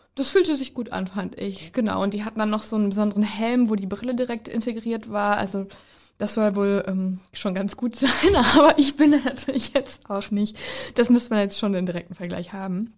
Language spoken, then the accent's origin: German; East Westphalia-Lippe, North Rhine-Westphalia, Germany; Also ich komme ja aus Ostwestfalen-Lippe.